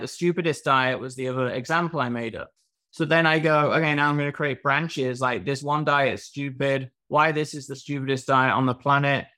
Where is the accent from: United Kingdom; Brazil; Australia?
United Kingdom; England; now in Miami, United States; I'm from England